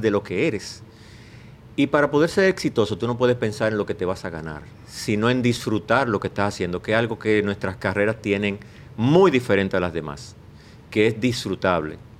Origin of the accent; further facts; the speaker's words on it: Bayaguana, Monte Plata, Dominican Republic; en mi pueblo, eh, tengo que mencionar a Masúa, que era el único pintor que había en Vallaguana